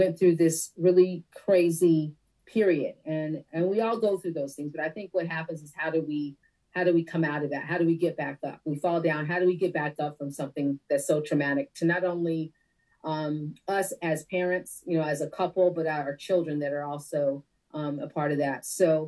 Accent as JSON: {"language": "English", "region": "Connecticut", "country": "United States", "tie": "born or raised there", "also_born_or_lived": "Detroit, Michigan / Guam / Virginia / California", "said": "I grew up mostly in Connecticut, but I am a daughter of a Navy veteran. And so I've lived on one island, and I have lived in four states, including Connecticut. So that would be Guam, the island. I was born in Detroit, Michigan"}